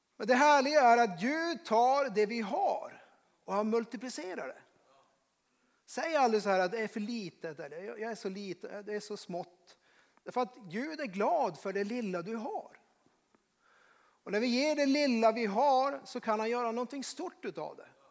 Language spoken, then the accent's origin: Swedish; Norrbotten County, Sweden; moved away; Jag kommer från Norrbotten